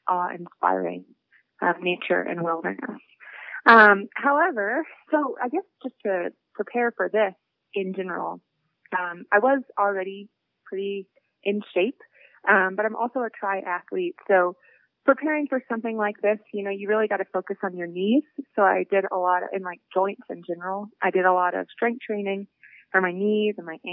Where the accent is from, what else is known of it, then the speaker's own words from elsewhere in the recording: Appalachia, United States; I grew up in Appalachia, so more outdoors than indoors